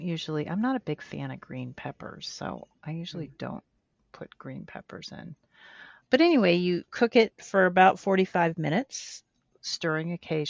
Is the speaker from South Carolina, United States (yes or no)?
no; Colorado, United States; we were growing up in Colorado